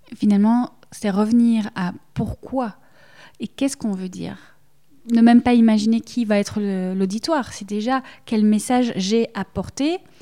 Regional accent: Belgium; accent: Belgian; que ce soit l'accent, le mien on l'entend, je suis belge, voilà, je ne peux pas le cacher

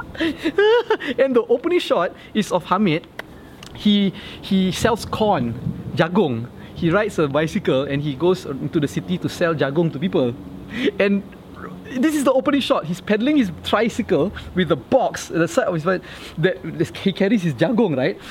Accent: Johor Bahru, Johor, Malaysia; I grew up in Johor Bahru

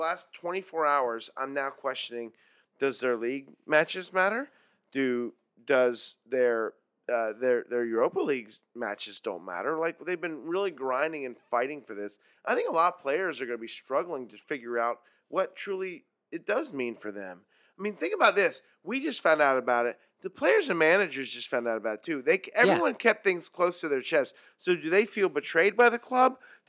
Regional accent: United States; I'm American.

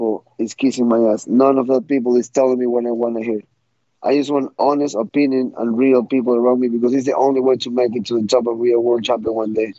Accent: Ecuador; I grew up in Ecuador, and there wasn't much fighting for me there

